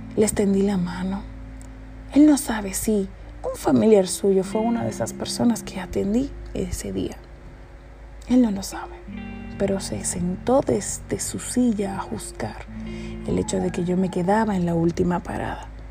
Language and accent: Spanish; Dominican Republic; En mi país, República Dominicana